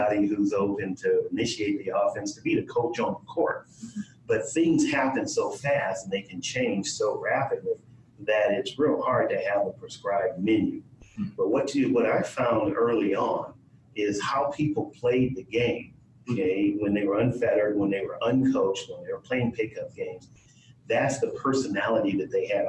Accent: Los Angeles, California, United States; also born or lived in Oregon; I grew up in South Central Los Angeles

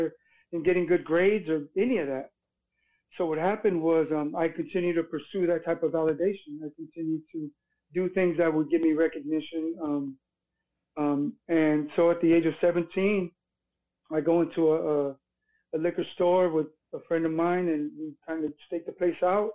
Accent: Hawthorne, California, United States; I was born in Hawthorne, California

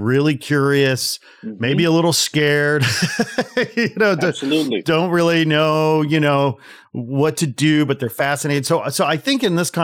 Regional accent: Chicago, Illinois, United States; I'm from the Chicagoland area

